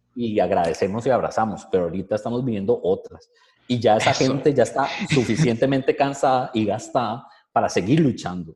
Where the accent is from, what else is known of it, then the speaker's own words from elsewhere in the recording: Costa Rica; nosotros como ticos